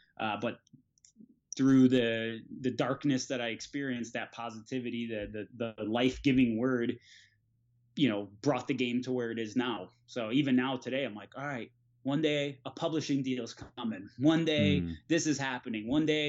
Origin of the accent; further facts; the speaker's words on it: Florida, United States; So, you know, 70 degrees California felt like, you know, 30 degrees for us because we're from Florida.